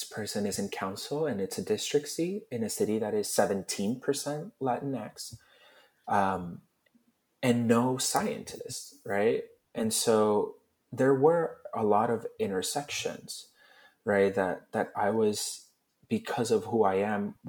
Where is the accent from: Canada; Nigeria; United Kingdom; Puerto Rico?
Puerto Rico; had I grown up the same way I grew up in Puerto Rico, but in Philly